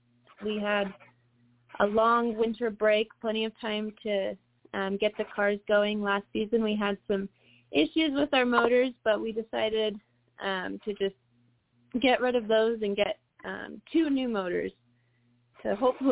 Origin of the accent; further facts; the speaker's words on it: the South, United States; now in Colorado, United States; And, you know, I'm from the South. Colorado isn't my forever home. I want to be back down south.